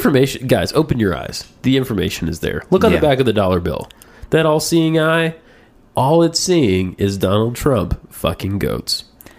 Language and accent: English; Russia; I'd be less proud to say I'm from Russia because Russia is less successful.